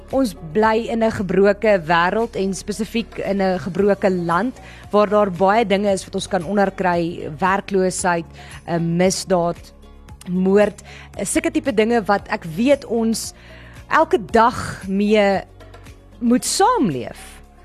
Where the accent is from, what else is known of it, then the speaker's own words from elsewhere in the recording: South Africa; ons as mense en Suid-Afrikaners